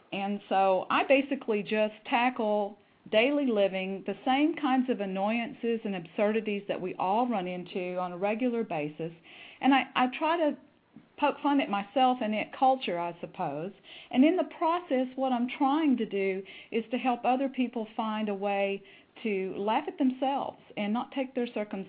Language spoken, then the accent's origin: English; Texas, United States; accent: Southern; I am from Texas, and I have tried very hard for a long time to even out that accent, but it still creeps in, I'm afraid.